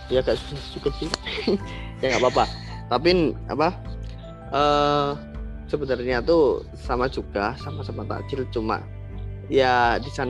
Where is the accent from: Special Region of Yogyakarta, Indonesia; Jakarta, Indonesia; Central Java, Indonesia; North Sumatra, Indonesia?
Special Region of Yogyakarta, Indonesia; Yogyakarta; menurut kita orang Jogja sebenarnya uh, eh, dari dua tahun yang lalu kita pun udah ke sana